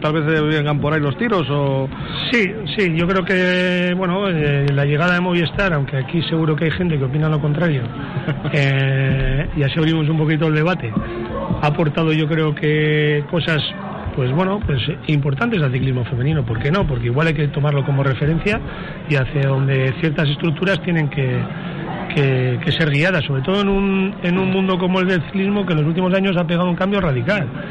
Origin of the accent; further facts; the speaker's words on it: Balmaseda, Basque Country, Spain; Balmaseda, que es donde yo comencé a dar mis primeras pedaladas de un chico que quería ser ciclista